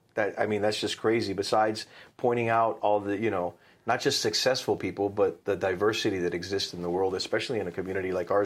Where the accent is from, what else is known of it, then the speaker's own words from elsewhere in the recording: United States; I was born here